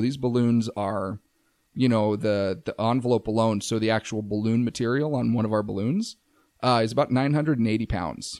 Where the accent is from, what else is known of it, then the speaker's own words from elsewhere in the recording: Safford, Arizona, United States; moved away; my hometown, Safford